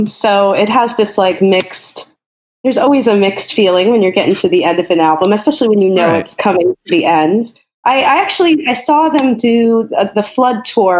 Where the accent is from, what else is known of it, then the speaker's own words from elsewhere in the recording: Missouri, United States; also born or lived in New York / Georgia; now in California, United States; I grew up in Missouri, so I know about sledding.